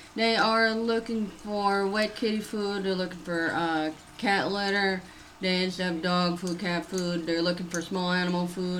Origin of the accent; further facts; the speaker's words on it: Massachusetts, United States; I tell people I'm from the Commonwealth of Massachusetts. What does that mean? I'm from the state of Massachusetts.